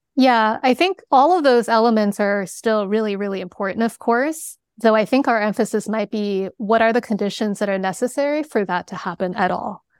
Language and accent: English; China; moved away; I was born in China